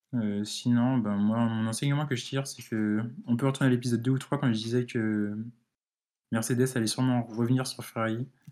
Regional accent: France; je suis français

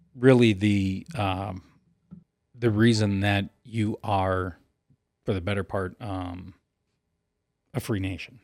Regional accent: United States

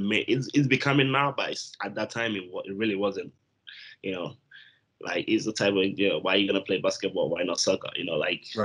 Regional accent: Japan; English is a second language; also born or lived in Ghana; So I'm originally from Ghana and coming from there. You know, I moved to Japan at some point. That's where I grew up. I went to high school.

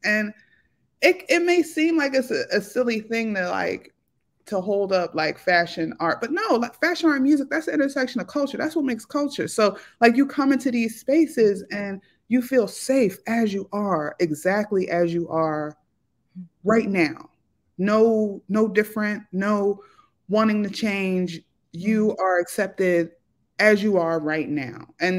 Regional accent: Philadelphia, Pennsylvania, United States; I grew up in South Philly, like, 24th and Tasker, in the 90s when Philly was known as Philadelphia.

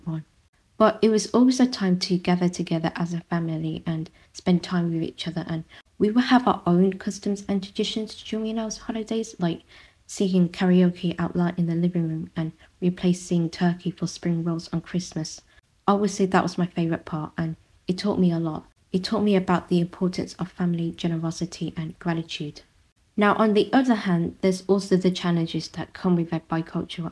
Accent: United Kingdom; first language Vietnamese; I grew up in a predominantly Vietnamese neighborhood.

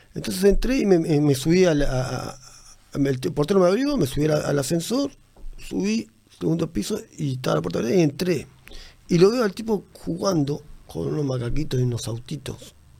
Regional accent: Uruguay; also born or lived in Tacuarembó; soy uruguayo

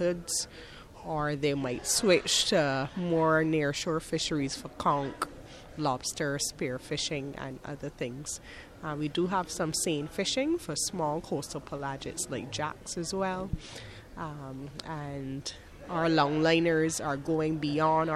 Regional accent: Barbados; I'm from Barbados, a little island in the Caribbean

